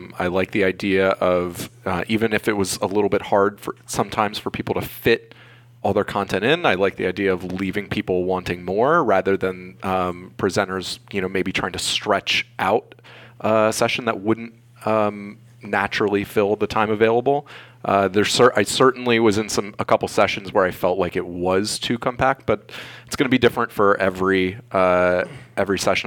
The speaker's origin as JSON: {"language": "English", "region": "Florida", "country": "United States", "also_born_or_lived": "St. Petersburg, Florida", "said": "I am from Florida. I live in St. Petersburg, Florida"}